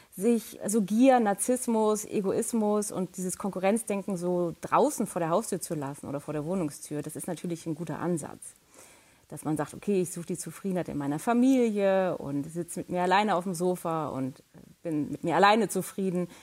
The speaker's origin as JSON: {"language": "German", "country": "Germany", "said": "als Deutsche"}